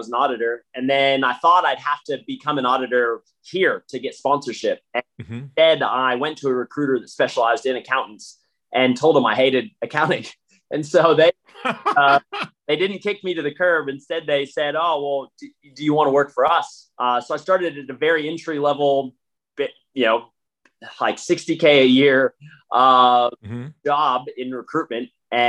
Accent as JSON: {"language": "English", "country": "United States", "lives_now": "Australia", "said": "not even just as American playing footy in Australia"}